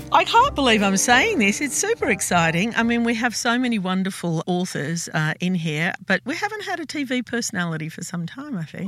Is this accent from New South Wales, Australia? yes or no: yes; Sydney, New South Wales, Australia; I grew up in Glebe